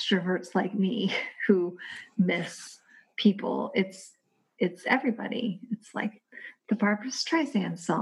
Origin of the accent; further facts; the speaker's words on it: Kentucky, United States; my home state of Kentucky